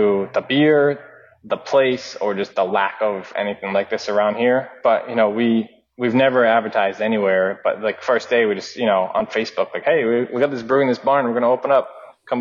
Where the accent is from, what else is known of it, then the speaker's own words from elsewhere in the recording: Rhode Island, United States; also born or lived in Vermont; finished school in Vermont, moved back home to Rhode Island